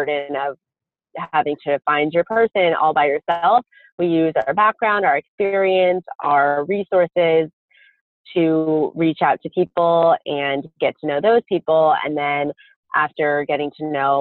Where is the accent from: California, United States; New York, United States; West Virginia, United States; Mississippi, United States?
California, United States; Pasadena; Fuller Seminary, which is in my hometown, Pasadena